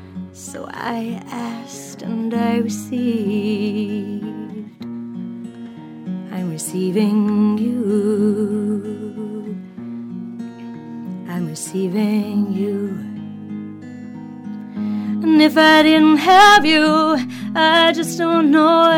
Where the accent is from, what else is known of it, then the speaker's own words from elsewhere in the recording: England, United Kingdom; moved away; I'm from England